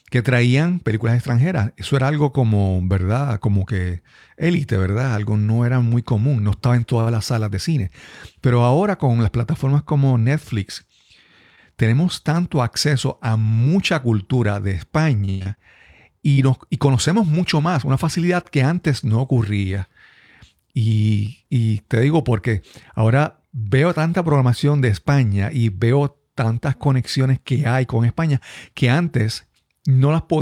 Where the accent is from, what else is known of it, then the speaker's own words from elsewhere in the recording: Puerto Rico; accent: Puerto Rican; me ha pasado que he visitado otros, países y, por ejemplo, Costa Rica y gente, amigos me dicen, oye, habla, habla, habla como puertorriqueño.